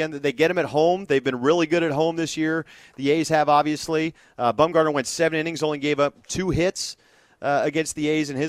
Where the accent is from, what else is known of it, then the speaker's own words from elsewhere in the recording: Oakland, California, United States; I I grew up in Oakland. I grew up coming to games here, uh, going to playoff games.